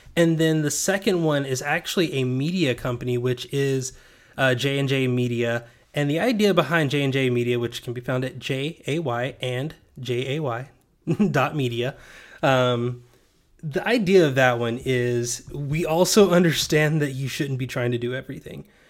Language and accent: English; Knoxville, Tennessee, United States; I'm from Knoxville